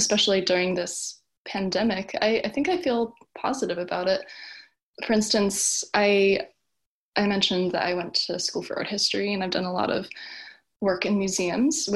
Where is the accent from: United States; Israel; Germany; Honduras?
United States; Wilmington, Delaware; moved away as an adult; also born or lived in southern New Jersey / Newport, Delaware / Washington, D.C.; now in Catskill, New York, United States; I grew up in Wilmington, Delaware, and moved around in kind of different situations.